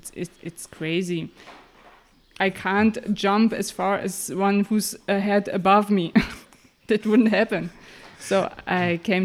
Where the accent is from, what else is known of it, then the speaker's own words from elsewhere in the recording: Mecklenburg-Vorpommern, Germany; English is a second language; I grew up in Mecklenburg-Vorpommern.